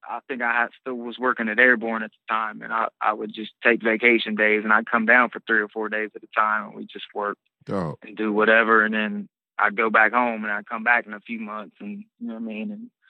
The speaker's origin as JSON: {"language": "English", "town": "Greenfield", "region": "Ohio", "country": "United States", "said": "I'm from Greenfield, Ohio, which is a rural"}